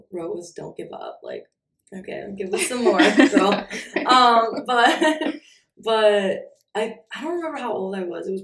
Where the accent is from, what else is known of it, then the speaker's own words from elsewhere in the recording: Chicago, Illinois, United States; now in Los Angeles, United States; I'm from Chicago, but I live in LA now.